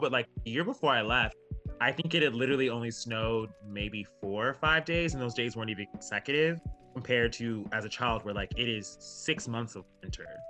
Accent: Alaska, United States; moved away as an adult; now in Seattle, United States; I'm from Alaska

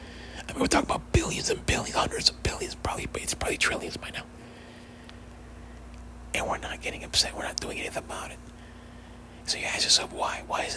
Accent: United States; I'm American, I love America

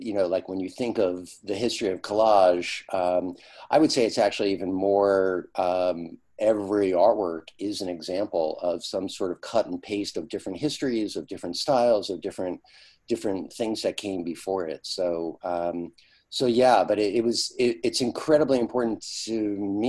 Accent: Yonkers, New York, United States; I grew up in Yonkers, New York, a suburb of New York City

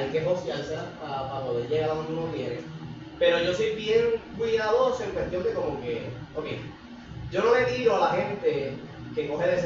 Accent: Puerto Rico; yo como boricua quiero vivir aquí, quiero tener mi Netflix, mi Amazon, mi par de mierda, que eso viene, eso viene del capitalismo de Estados Unidos, de colonias

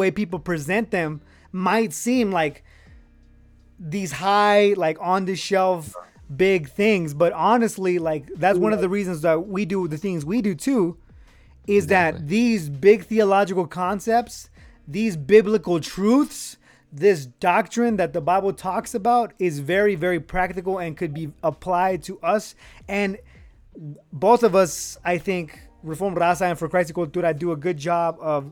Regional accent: Reno, Nevada, United States; I'm from Reno, Nevada

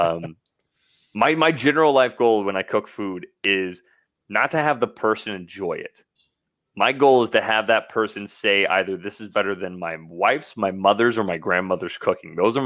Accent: Idaho, United States; now in Central Texas, United States; I'm from Idaho.

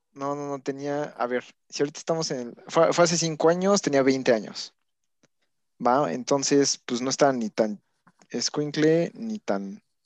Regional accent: Puebla, Mexico; siendo poblano

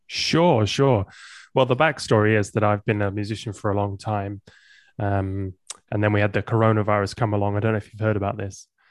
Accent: England, United Kingdom; moved away as an adult; also born or lived in Amsterdam, Netherlands; I grew up in England and I moved to Amsterdam when I was in my twenties

